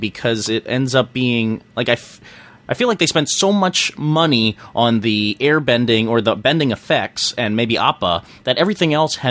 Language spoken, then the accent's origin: English; Philadelphia, Pennsylvania, United States; as a Philadelphian